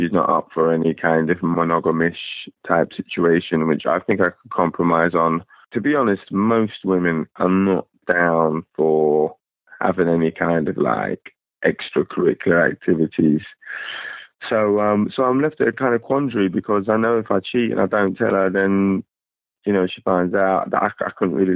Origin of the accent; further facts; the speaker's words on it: England, United Kingdom; accent: English; now in United States; As you can tell from my accent, I'm English, but I live in the States.